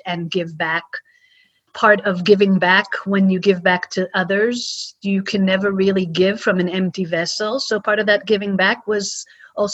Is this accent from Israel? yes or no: yes; Israel; also born or lived in United States; When I was 6 years old, we moved from the States to Israel